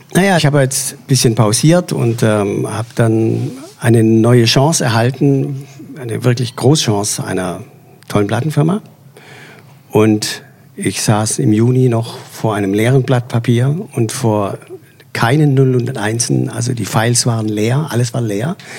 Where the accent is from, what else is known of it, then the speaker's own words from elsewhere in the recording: Swabia, Baden-Württemberg, Germany; als Schwabe